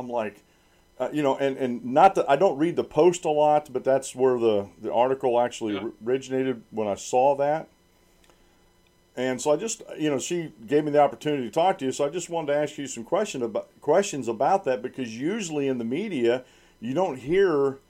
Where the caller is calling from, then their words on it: Sunbury, Pennsylvania, United States; I actually live outside of Sunbury, Pennsylvania.